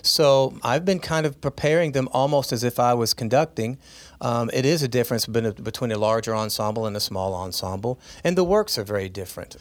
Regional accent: Arkansas, United States; now in Charleston, United States; I'm from Arkansas.

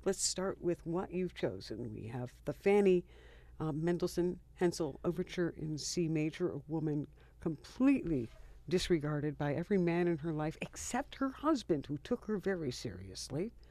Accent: Rochester, New York, United States; I was born and raised in this city, and, um, I've lived in the Northeast for my whole life

